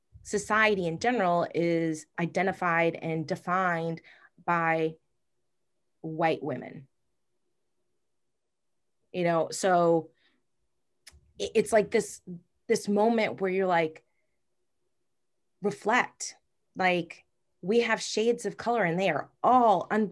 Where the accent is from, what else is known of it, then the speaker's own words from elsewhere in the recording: Massachusetts, United States; Like, I'm from Massachusetts. I do not have a Massachusetts accent. Thank God. My brother does. My mom does.